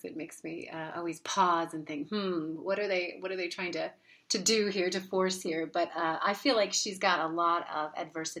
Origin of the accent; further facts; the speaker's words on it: Oklahoma, United States; accent: Oklahoma; also born or lived in Philadelphia, Pennsylvania; I grew up in Oklahoma